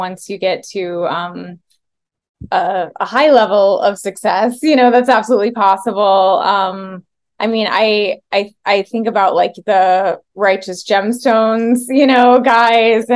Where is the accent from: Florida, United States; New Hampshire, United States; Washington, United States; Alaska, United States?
Florida, United States; Central; moved away; I grew up in Central Florida, really, really far from Hollywood